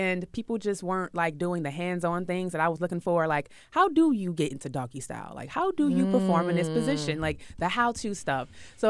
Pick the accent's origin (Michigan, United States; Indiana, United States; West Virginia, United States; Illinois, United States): Illinois, United States; Chicago; No, I'm from Chicago, the windy city.